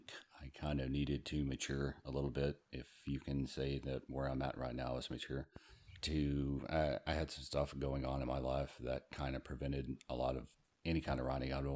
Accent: Southeast, United States; I'm from the Southeast.

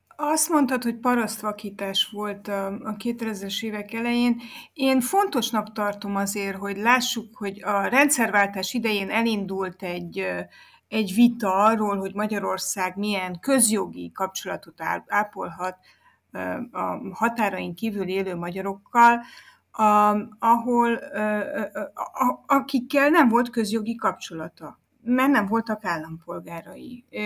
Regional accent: Romania; én azt mondom, hogy magyar vagyok

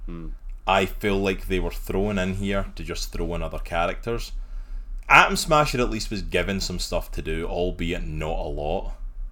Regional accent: Scotland, United Kingdom; now in United States; I'm not American, I'm Scottish. I live here in the States.

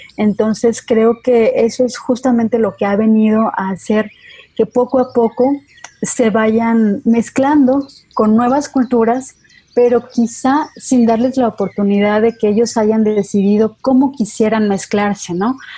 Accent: Mexico; no somos los mismos mexicanos que alemanes

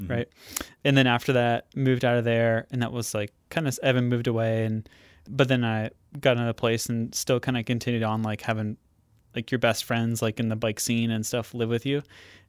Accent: Williston, Vermont, United States; Williston, so right outside of Burlington.

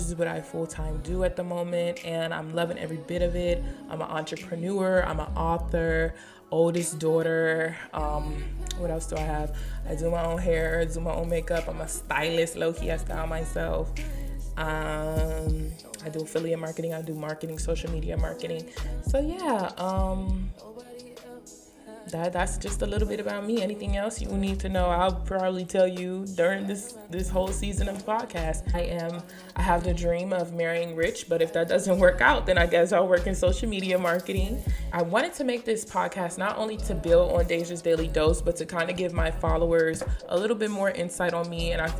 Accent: Maryland, United States; now in Hampton, United States; Honestly, I feel like since I've been in Hampton, my accent has changed. Leave in the comment section. So I'm from the DMV, I'm from PG County

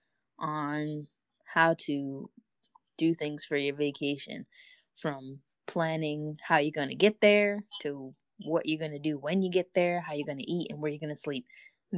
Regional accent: New York City, New York, United States; I come from Brooklyn, New York

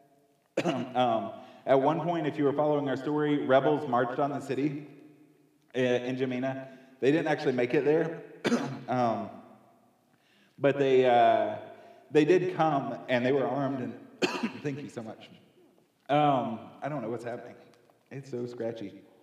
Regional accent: near Boone, Western North Carolina, United States; I grew up here in Western North Carolina, uh, closer to Boone

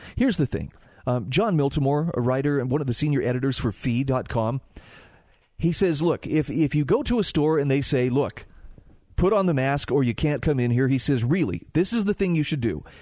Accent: Utah, United States; my home state of Utah

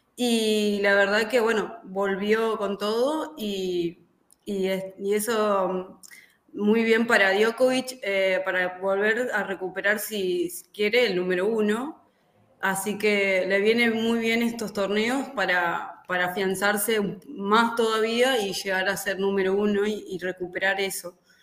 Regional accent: Argentina; como argentinos

